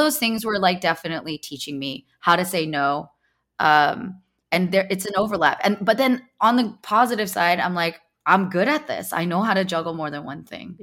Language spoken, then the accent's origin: English; Bay Area, California, United States; I'm a Silicon Valley baby, I grew up in the Bay Area